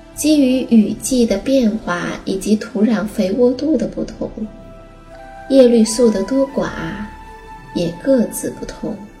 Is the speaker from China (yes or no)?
yes; China; 我们中国人